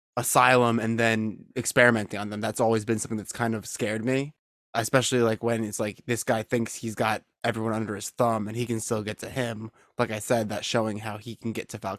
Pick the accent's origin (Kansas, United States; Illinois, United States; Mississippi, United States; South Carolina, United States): Illinois, United States; Chicago; I'm from Chicago